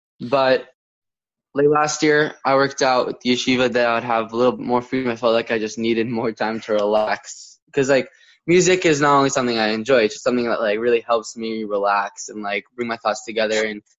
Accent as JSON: {"language": "English", "region": "New York", "country": "United States", "said": "Upstate New York."}